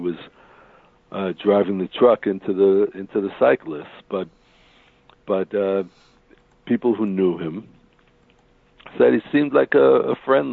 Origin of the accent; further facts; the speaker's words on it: United States; moved away as an adult; now in Israel; I'm originally from the United States